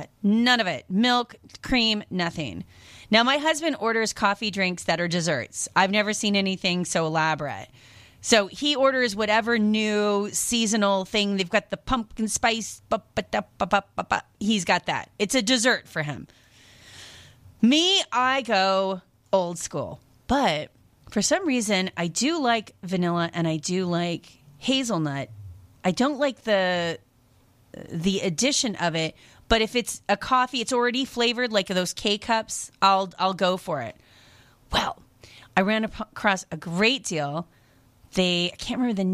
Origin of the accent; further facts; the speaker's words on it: Seattle, Washington, United States; moved away; I grew up in the Seattle area